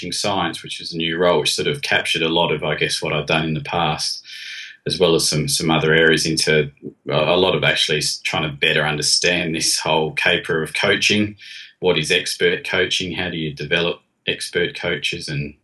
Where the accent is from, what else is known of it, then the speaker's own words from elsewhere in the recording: Adelaide, South Australia, Australia; moved away as an adult; now in England, United Kingdom; growing up in Adelaide in South Australia, so in the southern states